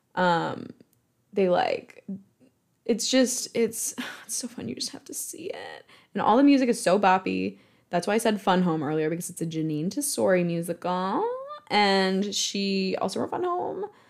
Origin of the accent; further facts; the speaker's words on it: Michigan, United States; I'm from Michigan, so, like, Motown was something I was raised on